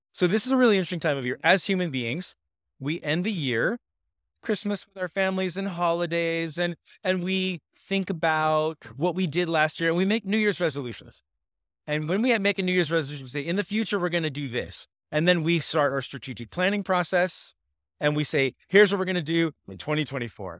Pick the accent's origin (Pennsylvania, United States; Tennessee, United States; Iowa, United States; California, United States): California, United States; Laguna Beach; I grew up in Laguna Beach, California